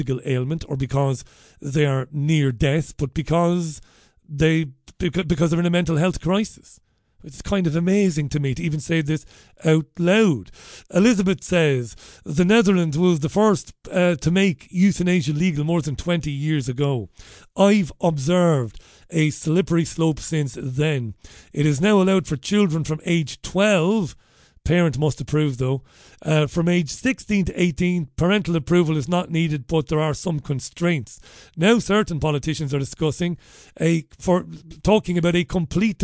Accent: Waterford, Munster, Ireland; growing up in Waterford as a young lad

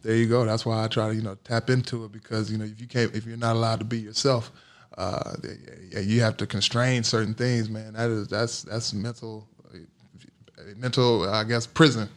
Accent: Gary, Indiana, United States; also born or lived in Durham, North Carolina; growing up in Gary, Indiana, and Durham, North Carolina.

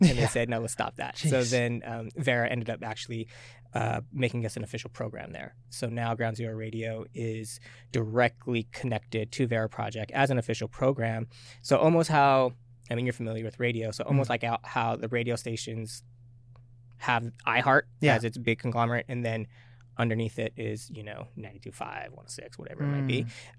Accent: Tacoma, Washington, United States; also born or lived in Japan / California / Colorado / Hawaii; I guess I could say I grew up in Tacoma. I was born military, so

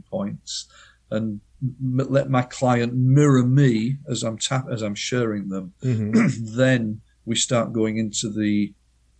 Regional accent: United Kingdom; as the Brits in the 50s and 60s, because we know best as British people

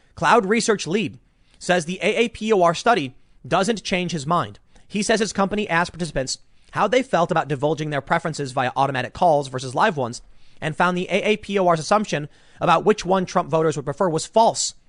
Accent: Chicago, Illinois, United States; moved away; this is my hometown

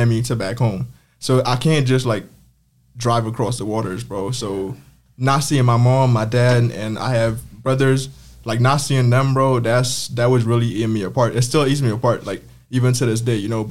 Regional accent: U.S. Virgin Islands; moved away as an adult; also born or lived in Dominica; now in New York, United States; And I moved to St. Croix. That's another island in the Caribbean when I was 7. So I lived there literally all of my life until I came up to New York for college.

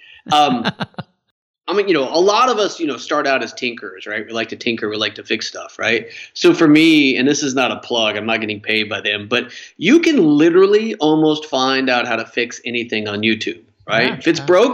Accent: Wyoming, United States; growing up in Wyoming

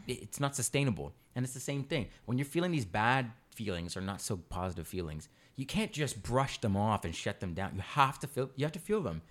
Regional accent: Canada

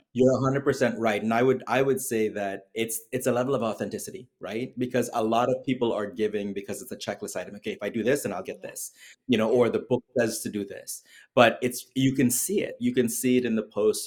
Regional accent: Trinidad & Tobago; moved away as an adult; now in United States; I was born and raised in Trinidad and Tobago

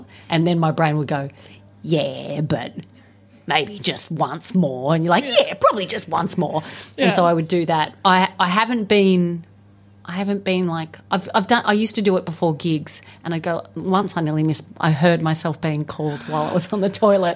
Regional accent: Australia; I'm Australian

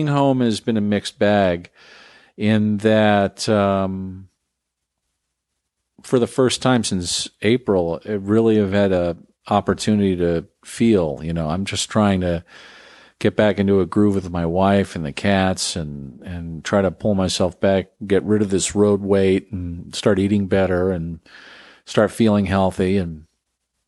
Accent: United States; now in Texas, United States; I'm not a Texan. I'm just some Yankee living in a different state. There's a lot of us out there who live, grew up one place and developed our values one place and now live another.

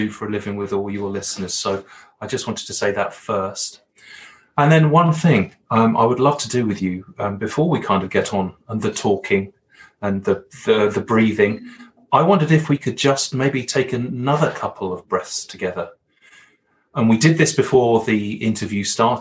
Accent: Brighton, South East England, United Kingdom; accent: Hollywood villain accent; moved away as an adult; now in Alberta, Canada; I grew up in a small city in England called Brighton, which is on the south coast, about an hour's journey from London

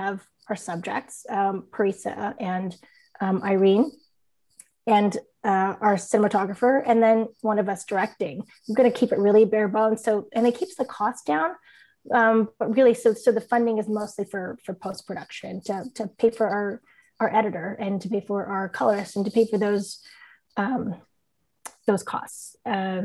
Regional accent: San Diego, California, United States; also born or lived in San Francisco Bay Area, California; now in San Diego, United States; I grew up in San Diego

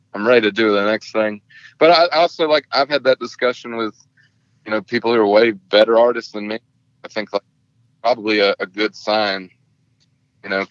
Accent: Dallas, Georgia, United States; moved away; I'm from Dallas, Georgia

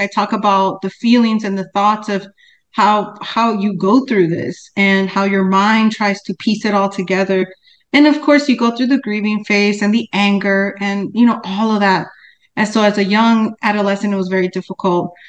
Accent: Cicero, Illinois, United States; I grew up in Cicero, West Side, that's in Chicago, which is a suburb of Chicago

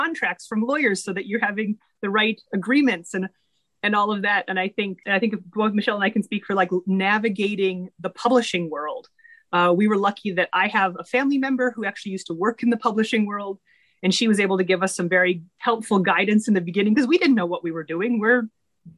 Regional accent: Minnesota, United States; moved away as an adult; also born or lived in Philadelphia area; I am originally from Minnesota and did my last little bit of training out in the Philadelphia area. And 10 years ago, I came back to Minnesota

